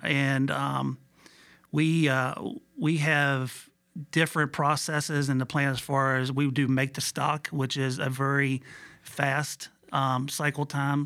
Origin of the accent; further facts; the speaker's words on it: Buena Vista, Virginia, United States; also born or lived in Hopewell, Virginia / Harrisonburg, Virginia; I was born and raised in Buena Vista, Virginia